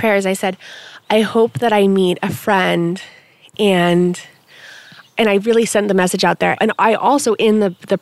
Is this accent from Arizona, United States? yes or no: no; Malibu, California, United States; also born or lived in Palm Springs, California / Laurel Canyon, California; now in Topanga, United States; I grew up in Malibu, and then when I was 13, I moved to Palm Springs